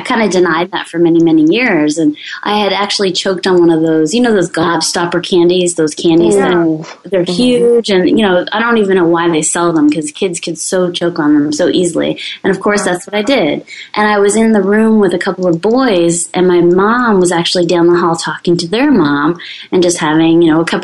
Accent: Canada; I'm French-Canadian

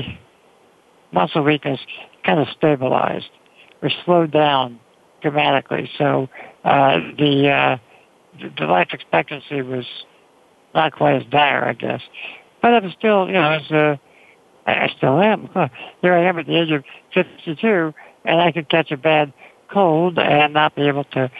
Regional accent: New York, United States; I grew up in New York

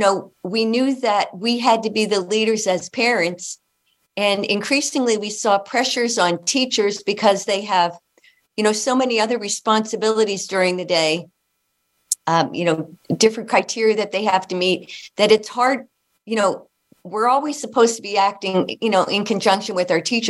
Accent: Hazleton, Pennsylvania, United States; moved away as an adult; also born or lived in Toronto, Canada; I'm originally from Northeastern Pennsylvania, the Hazleton, Pennsylvania. And I grew up there

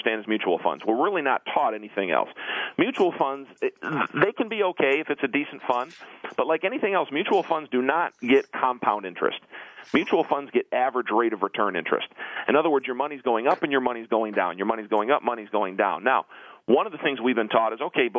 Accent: Detroit, Michigan, United States; I'm normally from Detroit, but I'm in Atlanta

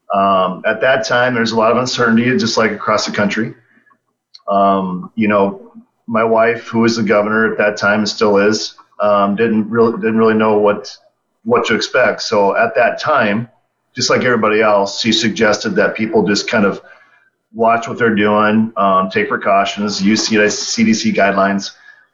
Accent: South Dakota, United States; I was fortunate to grow up here, fortunate to still live here

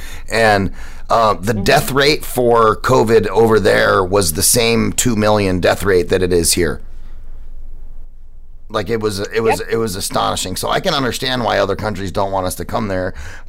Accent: United States; I'm American.

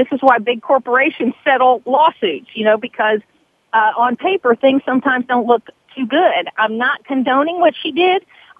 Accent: the South, United States; I grew up in the South. I was raised in the South. My parents were the kind of people that taught us not to judge people by the color of their skin, and that's the kind of home that I grew up

